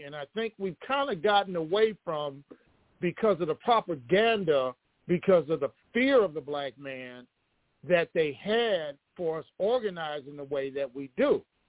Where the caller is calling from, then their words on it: Detroit, Michigan, United States; I'm from Detroit.